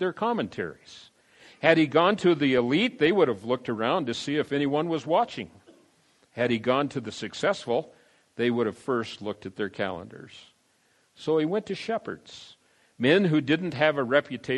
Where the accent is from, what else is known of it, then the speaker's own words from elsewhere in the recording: San Diego, California, United States; also born or lived in Denver, Colorado; I went to Grossmont High School in San Diego